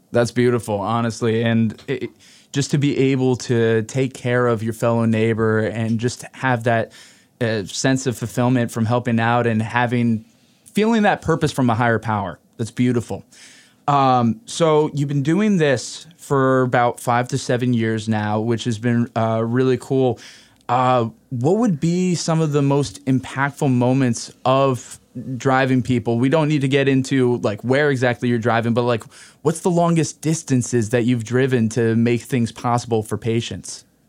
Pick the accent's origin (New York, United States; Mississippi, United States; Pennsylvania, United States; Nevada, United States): New York, United States; Hudson Valley; the Hudson Valley region, which is ironic being my hometown